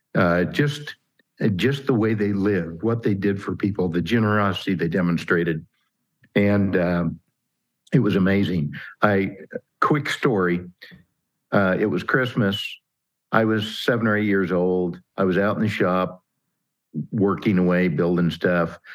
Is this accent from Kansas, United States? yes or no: yes; Kansas, United States; I'm a Kansas farm kid, grew up in a town of about four thousand folks.